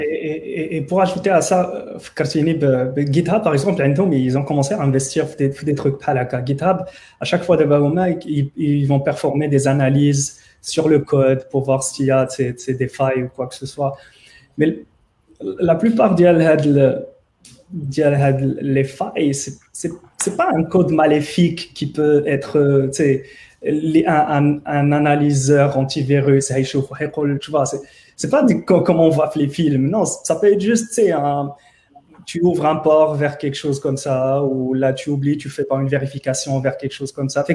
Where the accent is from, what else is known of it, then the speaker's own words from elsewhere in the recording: Morocco; parce que عارفين que je suis marocain